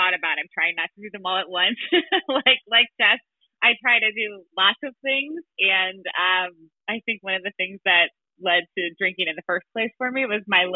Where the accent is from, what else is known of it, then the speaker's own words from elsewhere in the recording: St. Louis, Missouri, United States; I'm from St. Louis, Missouri